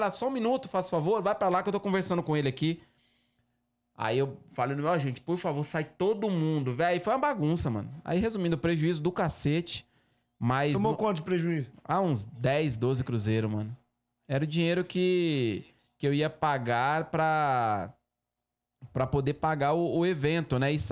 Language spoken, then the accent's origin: Portuguese; Northeast Region, Brazil; eu sou nordestino, né, mano? Eu sou nordestino, cacete, eu nasci na roça gosto de uma galinha, né?